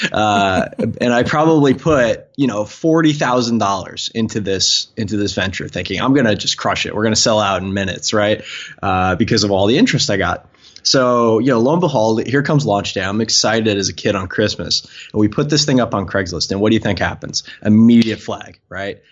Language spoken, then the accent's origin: English; Long Island, New York, United States; growing up on Long Island